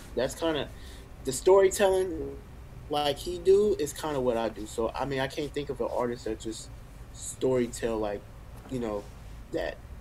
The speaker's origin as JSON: {"language": "English", "town": "Richmond", "region": "California", "country": "United States", "tie": "born or raised there", "moved": "as an adult", "lives_now": "Atlanta, United States", "said": "growing up in Richmond, it was, you know, it was crazy"}